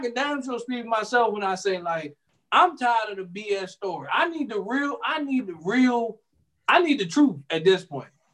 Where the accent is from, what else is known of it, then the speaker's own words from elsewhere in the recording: United States; us as American people